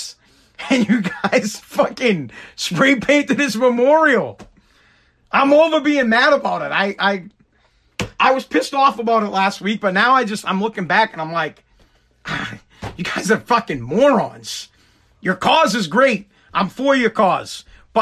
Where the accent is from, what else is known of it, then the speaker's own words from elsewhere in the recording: United States; I'm not Italian. I'm American